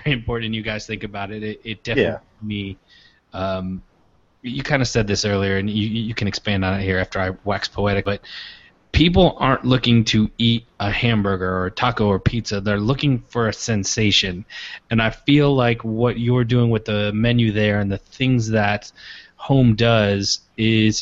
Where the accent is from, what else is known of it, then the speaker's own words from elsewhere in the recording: Michigan, United States; Brad and I are both from Michigan